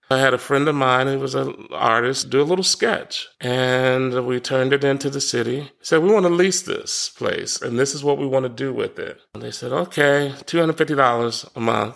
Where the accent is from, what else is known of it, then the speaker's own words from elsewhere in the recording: Washington, District of Columbia, United States; moved away as an adult; also born or lived in Durham, North Carolina / Chapel Hill, North Carolina / Tybee Island, Georgia; born and raised in Washington, D C, so I'm a city kid